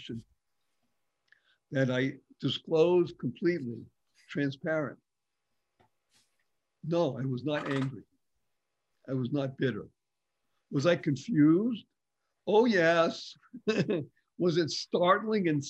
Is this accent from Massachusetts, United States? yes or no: yes; Boston, Massachusetts, United States; accent: Boston; I grew up in Boston, Massachusetts, and I can do Boston. I can speak that way if I want to.